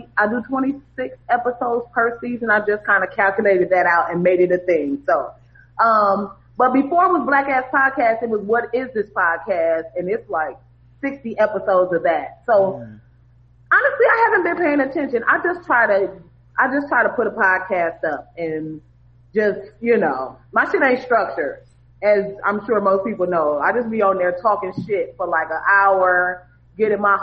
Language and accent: English; Michigan, United States; moved away as an adult; also born or lived in Indiana / New York; now in Los Angeles, United States; I grew up in Michigan